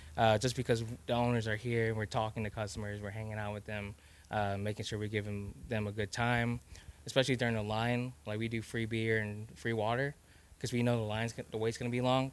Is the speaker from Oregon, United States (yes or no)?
no; Texas, United States; I'm Laos and I'm also Texan at the same time.